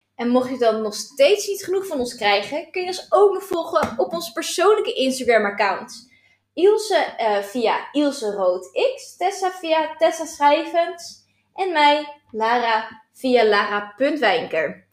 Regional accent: Alkmaar, North Holland, Netherlands; ik kom uit Alkmaar

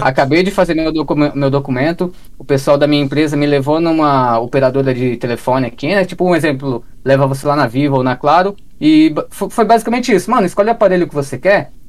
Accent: Ibiúna, São Paulo, Brazil; accent: paulista; moved away as an adult; also born or lived in Cotia; now in Japan; Eu sou de uma cidade do interior chamada Ibiúna

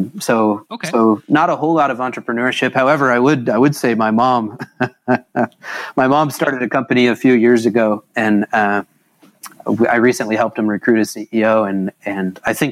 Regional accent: Lawrence, Kansas, United States; I grew up in Little Lawrence, Kansas, graduated from Lawrence High School

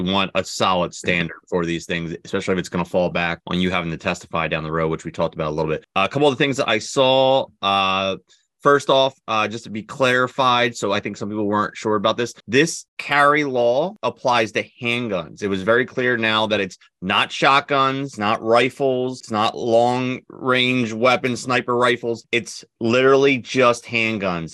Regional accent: New Jersey, United States; we are from New Jersey

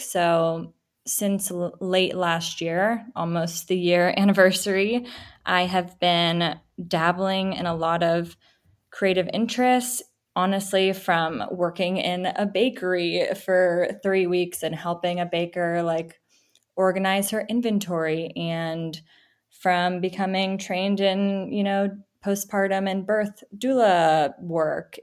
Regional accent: Silicon Valley, California, United States; I grew up in the Silicon Valley

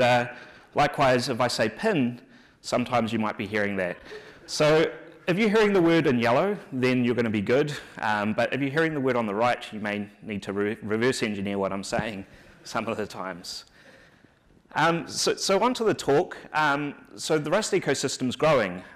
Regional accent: New Zealand; accent: New Zealand; moved away; my accent's hard to understand, so I thought I would start off by giving a little bit of a 101 on the New Zealand accent

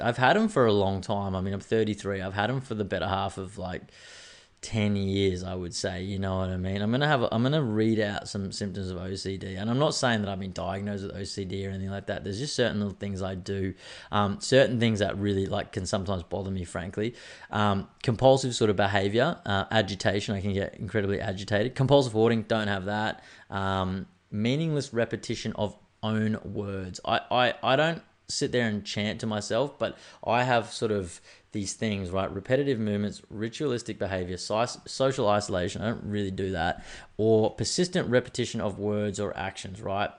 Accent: Australia; I'm an Australian man with Irish roots

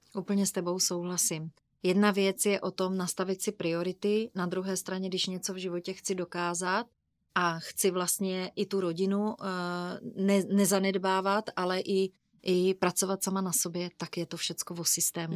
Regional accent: Brno, South Moravian Region, Czechia; jsme z Brna

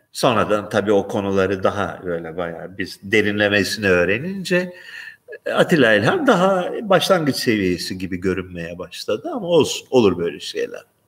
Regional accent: Turkey; now in Greece; Yunanistan'da yaşayan bir Türkiye'li olarak

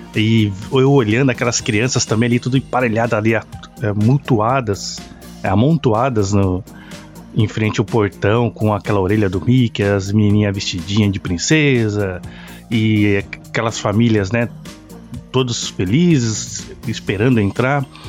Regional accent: Brazil; moved away; minha infância lá no Brasil

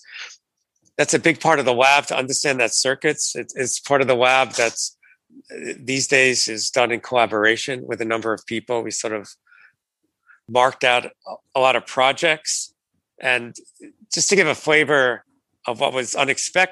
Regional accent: New York City, New York, United States; now in San Diego, United States; I grew up in Brooklyn, New York

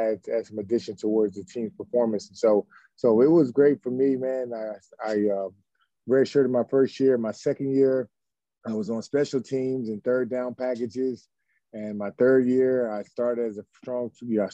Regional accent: Camden, New Jersey, United States; we grew up in Camden, New Jersey

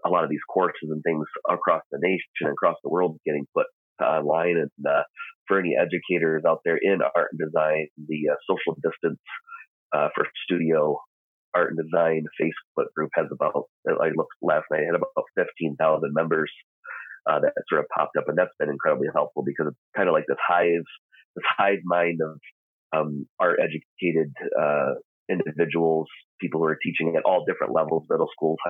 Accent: Michigan, United States; now in Moscow, United States; I'm originally from Michigan

